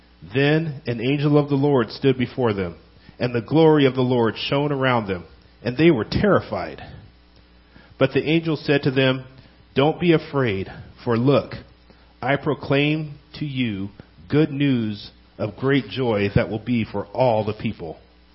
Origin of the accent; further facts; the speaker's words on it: California, United States; Now, I came from California, and it's a lot easier to drive at night in California compared to Minnesota, and especially Wisconsin.